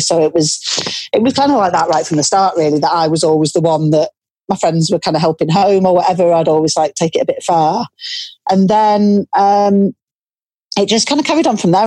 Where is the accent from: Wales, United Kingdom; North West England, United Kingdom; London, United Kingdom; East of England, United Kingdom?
North West England, United Kingdom; Cumbria, a small town just outside Carlisle; I grew up in Cumbria, in a small town that's uh, just outside Carlisle.